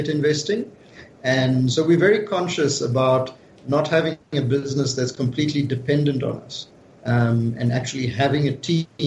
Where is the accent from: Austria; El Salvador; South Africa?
South Africa; Johannesburg, Gauteng; we're not just from Johannesburg, South Africa, you know, doing business in the US. We're actually running a flipping business in Johannesburg, in South Africa.